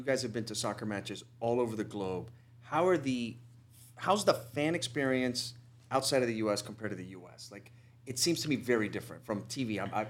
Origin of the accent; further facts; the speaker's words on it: United States; as an American sports fan